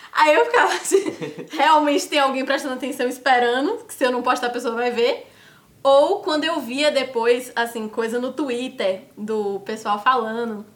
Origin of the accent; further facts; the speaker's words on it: Salvador, Bahia, Brazil; moved away as an adult; now in São Paulo, Brazil; eu sou de Salvador, Bahia